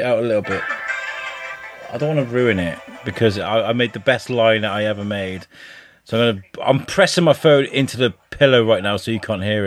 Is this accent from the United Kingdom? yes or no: yes; England, United Kingdom; moved away; also born or lived in Wales; living in Wales as an English person